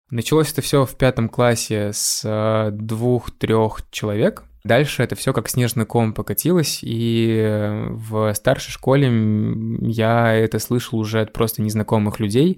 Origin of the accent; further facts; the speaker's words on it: Raduzhny, Russia; небольшой сибирский город, в котором я родился и вырос.